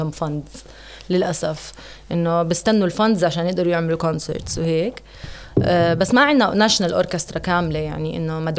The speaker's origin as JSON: {"language": "Arabic", "country": "Jordan"}